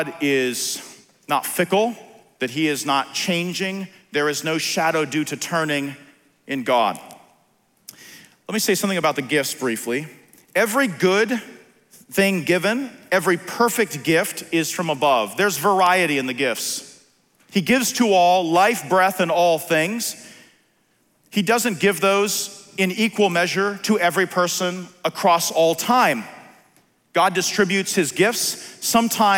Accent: Philadelphia, Pennsylvania, United States; I'm from Philly

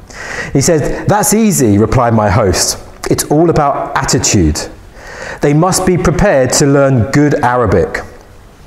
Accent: London, United Kingdom; I'm from London

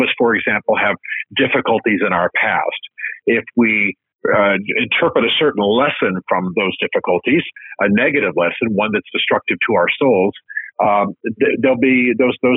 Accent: United States; I'm an American

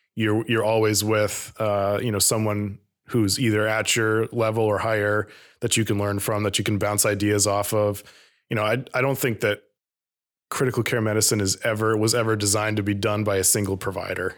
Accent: Vermont, United States; growing up in Vermont

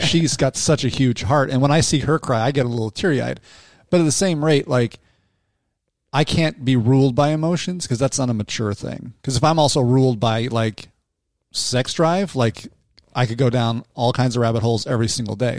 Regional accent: Salt Lake City, Utah, United States; I grew up in Salt Lake City myself

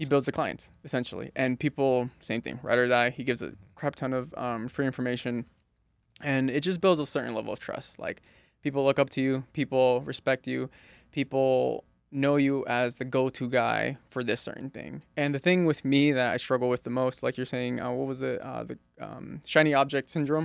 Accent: East Coast, United States; When I was growing up in the East Coast

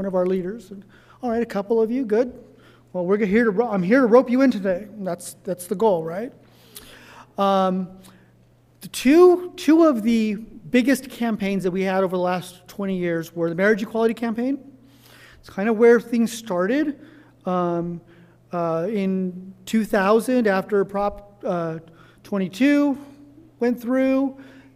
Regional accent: Orange County, Southern California, United States; I was born and raised in Southern California, in Orange County

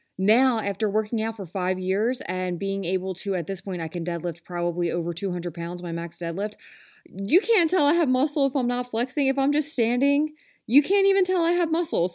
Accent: Philadelphia, Pennsylvania, United States; I am from Philly. Um, we say some type of way

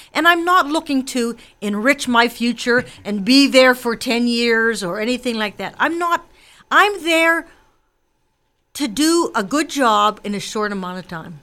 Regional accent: McKees Rocks, Pennsylvania, United States; I was born in McKees Rocks. I was raised in a Democratic working class family

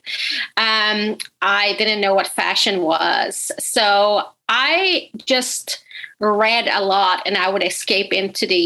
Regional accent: Sweden; moved away; I'm originally from Sweden, but my family is Finnish

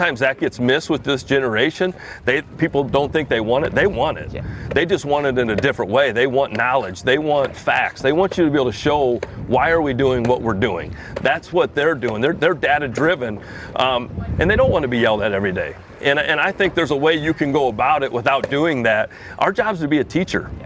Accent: Iowa, United States; born and raised in Iowa, great place to live.

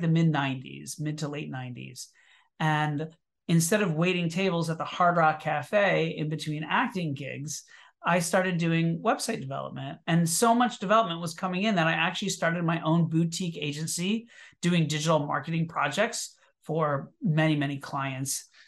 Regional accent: Orlando, Florida, United States; moved away as an adult; now in New York City, United States; I was born in Orlando, Florida, and I moved to New York City in nineteen ninety-two to pursue a career in theater

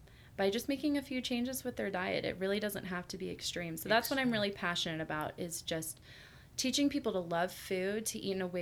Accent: Houston, Texas, United States; moved away; I'm from Houston, Texas originally, which is the restaurant capital of the South.

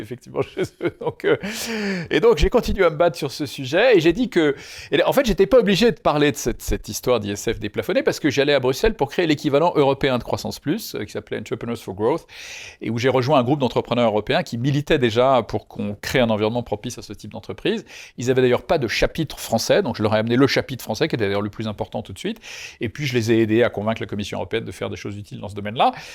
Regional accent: Lyon, Auvergne-Rhône-Alpes, France; J'étais originaire de Lyon

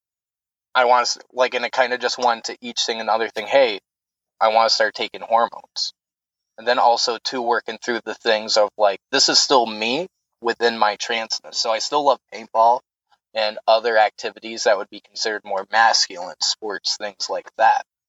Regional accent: the South, United States; moved away; also born or lived in upstate New York; I grew up in the South, Baptist family, military family

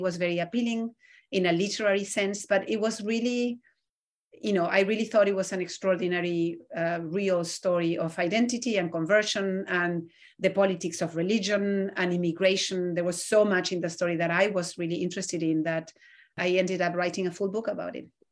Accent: Argentina; moved away; I grew up in Argentina, which has one of the largest Jewish communities in Latin America

